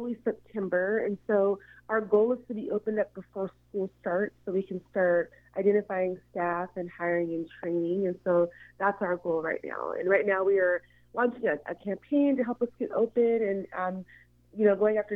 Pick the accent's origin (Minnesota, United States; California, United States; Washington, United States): Washington, United States; Seattle; I am born and raised in Seattle